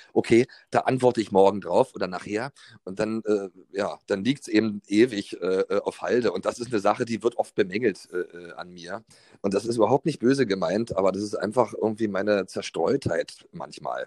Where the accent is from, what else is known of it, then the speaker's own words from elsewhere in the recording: East Germany, Germany; Ich bin ja ohne Telefon im Osten groß geworden